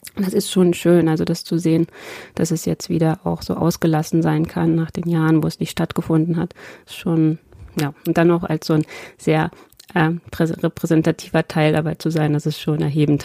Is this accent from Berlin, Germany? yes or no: no; Lower Saxony, Germany; Ich als Niedersächsin